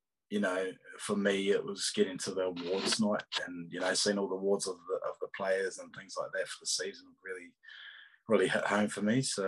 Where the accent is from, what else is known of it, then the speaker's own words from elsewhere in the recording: Australia; So, I mean, being an Aussie for so long, I wanted to see what it was like, you know what I mean?